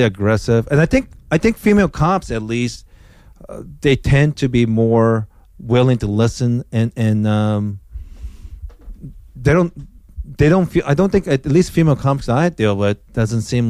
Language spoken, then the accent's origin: English; Osaka, Japan; moved away; I grew up in Osaka, Japan